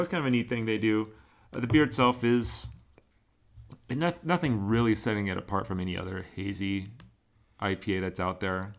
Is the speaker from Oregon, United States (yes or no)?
yes; Oregon, United States; born or raised there